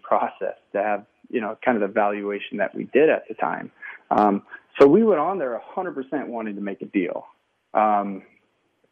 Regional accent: Coeur d'Alene, Post Falls area, northern Idaho, United States; we ended up in a beautiful part of northern Idaho, Coeur d'Alene, Post Falls area

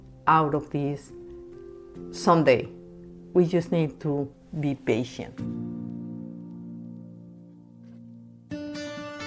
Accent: Bogota, Bogotá Capital District, Colombia; moved away as an adult; now in United States; I was born and raised in Bogota, Colombia

